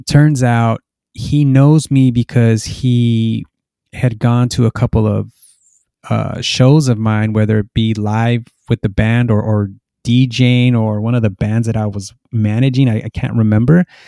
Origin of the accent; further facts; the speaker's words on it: Los Angeles, California, United States; moved away as an adult; now in Norwalk, United States; I'm from Boyle Heights, which is a, uh, kind of area in East Los Angeles.